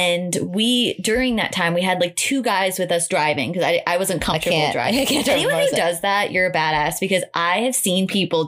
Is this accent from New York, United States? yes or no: yes; New York, United States; I'm a New Yorker